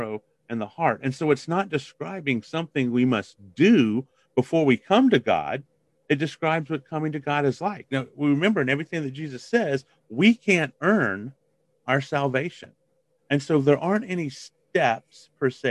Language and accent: English; Biloxi, Mississippi, United States; I grew up in Biloxi, Mississippi